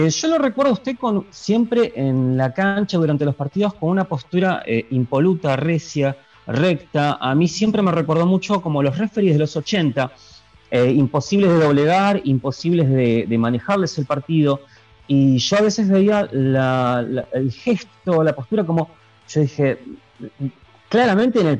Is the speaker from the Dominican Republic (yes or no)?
no; Quilmes, Buenos Aires Province, Argentina; Eh, yo soy de provincia de Buenos Aires, Quilmes, eh, Quilmes, zona sur.